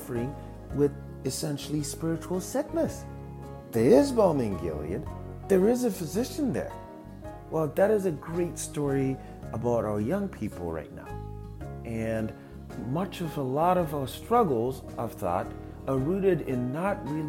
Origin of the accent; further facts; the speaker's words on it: Zimbabwe; moved away as an adult; also born or lived in Indiana, United States / Dallas, Texas, United States; now in Minnesota, United States; I was born in Zimbabwe and moved to the US in 2012